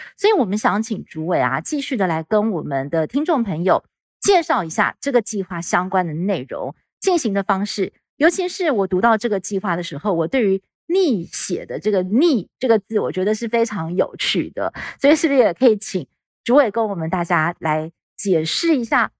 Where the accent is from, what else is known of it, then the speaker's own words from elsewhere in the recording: Hsinchu, Taiwan; 我也是客家人， 所以我的客家话没有讲得很好。那我为了准备今天跟主委的这个专访，我特别去请教了我的父亲，呃，就是我们家的这个迁移史，因为我们家是住在新竹的关西，然后我的爷爷，还有我爷爷的父亲，他们就是住在沙坑那边